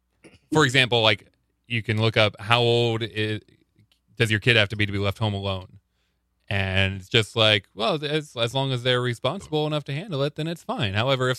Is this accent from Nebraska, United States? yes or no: yes; Panama, Nebraska, United States; I grew up in Panama, Nebraska.